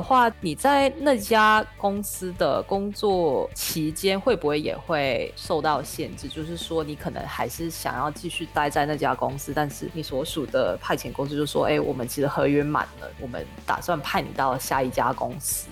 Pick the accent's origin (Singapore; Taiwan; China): Singapore; 我是新加坡人嘛